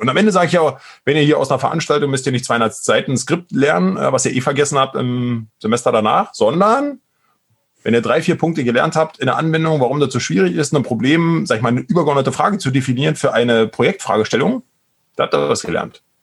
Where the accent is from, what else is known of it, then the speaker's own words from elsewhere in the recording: Brandenburg, Germany; accent: Berlin dialect; now in Berlin, Germany; aber tatsächlich bin ich eigentlich gebürtiger Brandenburger, bin also eigentlich ein Landei äh, im Osten äh, aufgewachsen und dann äh, aber jetzt schon seit 20 Jahren in Berlin.